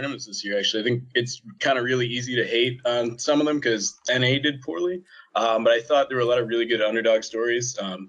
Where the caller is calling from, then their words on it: Camarillo, California, United States; Camarillo, California, about an hour north of you, just south of Ventura.